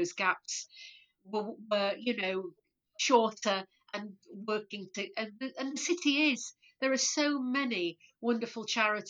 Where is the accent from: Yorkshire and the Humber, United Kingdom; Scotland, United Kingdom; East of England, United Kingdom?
Yorkshire and the Humber, United Kingdom; Leeds; Born and bred in Leeds, yeah. Always lived in Leeds